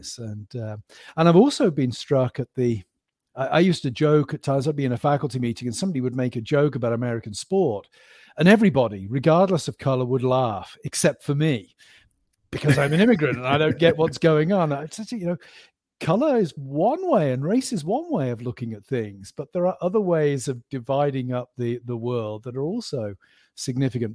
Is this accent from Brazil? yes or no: no; Stroud, South West England, United Kingdom; moved away as an adult; also born or lived in Birmingham, England / Cambridge, England / Aberdeen, Scotland / Philadelphia, United States; now in Pennsylvania, United States; they moved to Gloucestershire, which is a very rural part of the country. So I grew up in the west of England